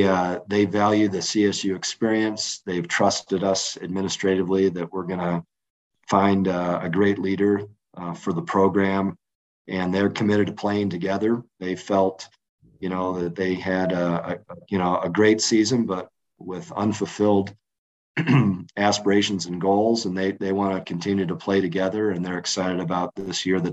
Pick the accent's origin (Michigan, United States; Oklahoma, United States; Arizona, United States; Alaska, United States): Michigan, United States; Battle Creek; now in Fort Collins, United States; I was a caddy at the Battle Creek Country Club, and that's my hometown